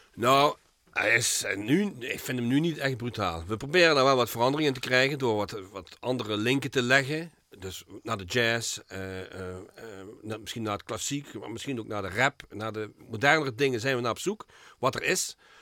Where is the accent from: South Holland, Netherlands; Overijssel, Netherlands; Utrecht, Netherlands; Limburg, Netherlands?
Limburg, Netherlands; Geleen; now in Heerlen, Netherlands; Ik ben geboren in Geleen